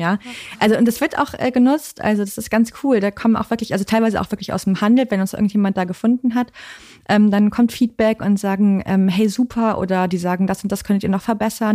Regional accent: Cologne, North Rhine-Westphalia, Germany; moved away as an adult; now in Hamburg, Germany; ich komme ja aus Köln eigentlich, aber ich bin jetzt seit über zehn Jahren hier

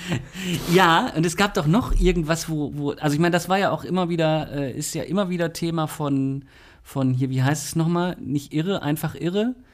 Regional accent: Mülheim an der Ruhr, North Rhine-Westphalia, Germany; Ich bin da ja in der Ecke groß geworden, mhm. also nicht in Oberhausen, aber in äh, Dümten

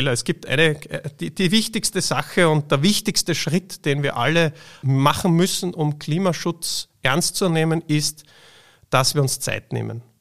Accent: Austria; Bei uns in Österreich, aber global betrachtet in vielen Regionen noch viel schlimmer.

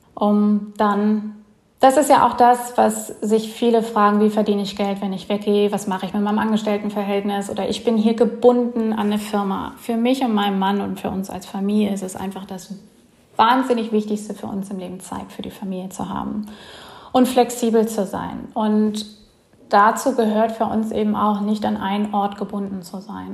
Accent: Bremen, Germany; moved away as an adult; now in Mellieħa, Malta; ursprünglich komme ich aus Bremen, beziehungsweise habe da länger gewohnt

